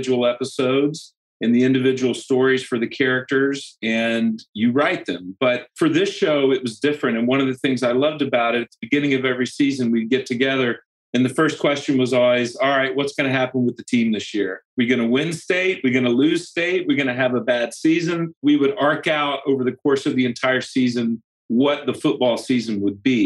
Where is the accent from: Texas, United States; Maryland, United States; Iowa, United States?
Texas, United States; Dallas; moved away; I'm from Dallas. I'm from Texas. I had grown up in the world that is depicted in that show